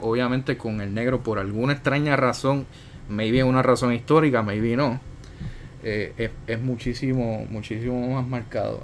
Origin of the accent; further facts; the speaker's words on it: Puerto Rico; nosotros como puertorriqueños